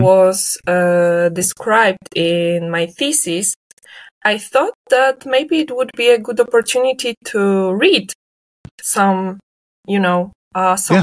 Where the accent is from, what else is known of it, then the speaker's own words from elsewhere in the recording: Leszno, Greater Poland, Poland; Now it's Leszno because now I'm in my hometown